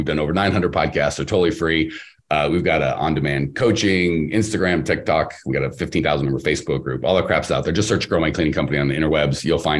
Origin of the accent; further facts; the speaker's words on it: Canada; but I'm Canadian, so I have to be nice.